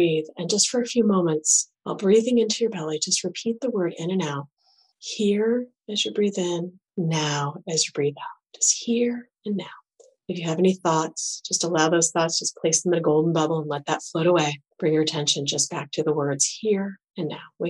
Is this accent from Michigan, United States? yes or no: yes; Michigan, United States; we're from Michigan